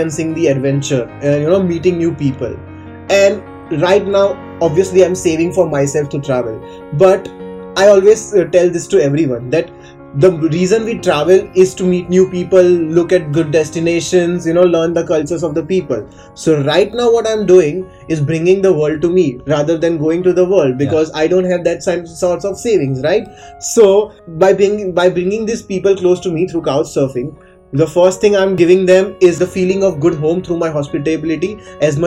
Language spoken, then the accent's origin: English; Gujarat, India; now in Mumbai, India; I'm from India. I'm from Gujarat, which is a small state in India